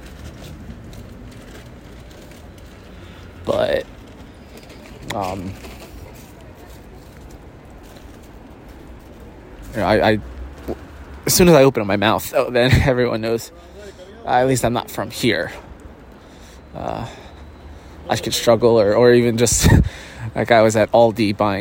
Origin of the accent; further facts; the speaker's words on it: United States; which I feel like gives me away automatically as an American